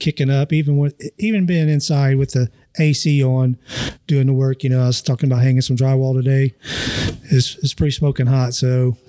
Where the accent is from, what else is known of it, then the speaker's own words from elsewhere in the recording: Hamilton, Ohio, United States; I'm originally from Hamilton. Okay. My parents are from Hamilton and went to Fairfield, you know, but I lived in Fairfield Township, still called basically Hamilton, you know, the zip code and whatnot. But grew up there pretty much my entire life, and just happened to move out here.